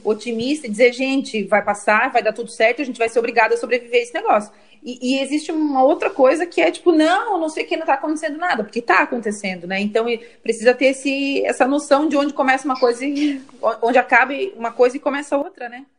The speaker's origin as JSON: {"language": "Portuguese", "town": "Criciúma", "region": "Santa Catarina", "country": "Brazil", "said": "sou de Criciúma"}